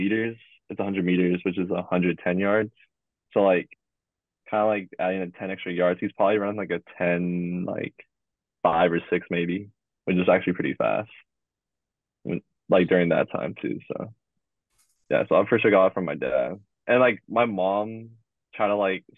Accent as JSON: {"language": "English", "town": "Oxnard", "region": "California", "country": "United States", "said": "where I'm from, even Jordan to, like, Oxnard area"}